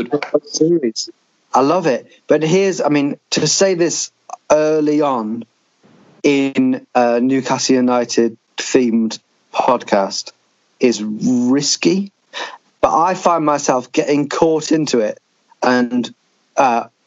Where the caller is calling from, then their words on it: St. Lucia; I am recording from St. Lucia.